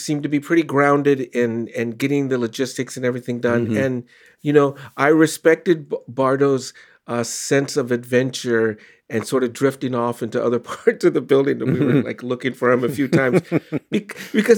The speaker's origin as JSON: {"language": "English", "region": "California", "country": "United States", "tie": "born or raised there", "said": "so many neighborhood bands that I heard growing up in California"}